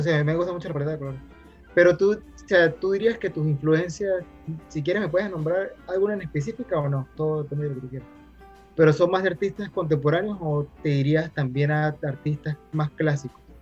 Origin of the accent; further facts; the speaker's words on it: Mérida, Venezuela; nosotros somos de Mérida